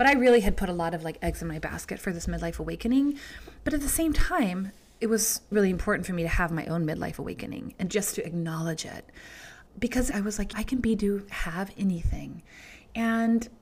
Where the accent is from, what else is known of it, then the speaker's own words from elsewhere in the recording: Georgia, United States; growing up in Georgia